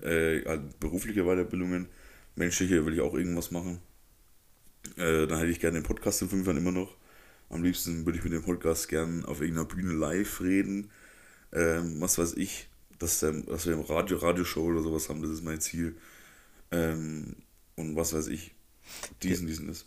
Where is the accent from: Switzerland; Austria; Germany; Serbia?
Germany; Neustadt bei Coburg, Bavaria; accent: Franconian; Also wir kommen ja aus der Metropole des äh, bayerischen Döners im mhm. Prinzip, also Neustadt bei Coburg.